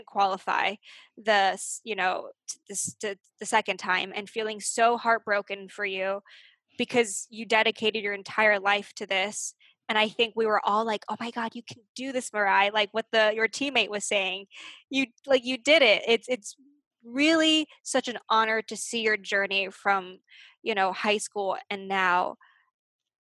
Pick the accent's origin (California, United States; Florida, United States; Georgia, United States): California, United States; Arcadia; born or raised there; moved away